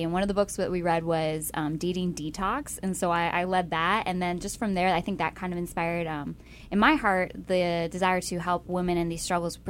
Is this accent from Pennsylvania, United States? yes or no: yes; Pennsylvania, United States; I am from Pennsylvania and a first-year missionary